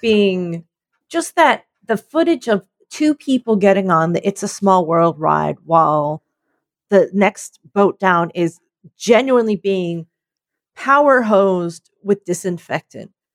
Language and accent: English; United States; I grew up in the Philadelphia, New Jersey area